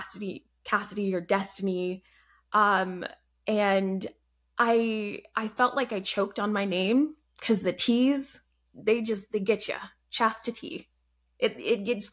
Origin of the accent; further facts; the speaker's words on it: Atlanta, Georgia, United States; also born or lived in Alabama / Canada / Germany / Colorado; I'm from Georgia, suburbs of Atlanta.